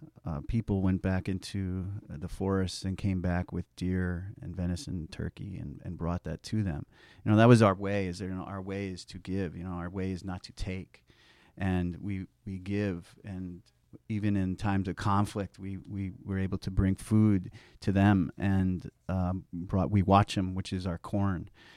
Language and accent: English; United States; You know, as Indian people, the land is a part of us.